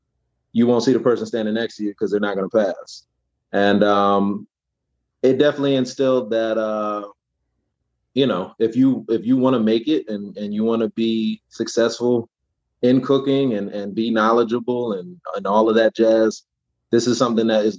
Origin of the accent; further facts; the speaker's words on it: New York, United States; now in Maryland, United States; I was here in Maryland, but originally being from New York